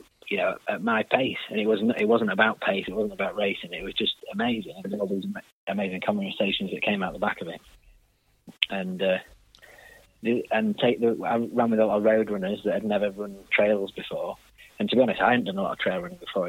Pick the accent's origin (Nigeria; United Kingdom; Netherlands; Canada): United Kingdom; Harrogate, Yorkshire and the Humber; my hometown in Harrogate